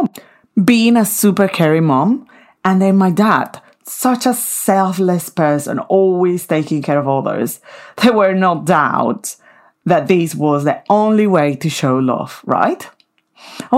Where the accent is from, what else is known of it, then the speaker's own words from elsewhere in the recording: Venezuela; moved away; in Venezuela, my home country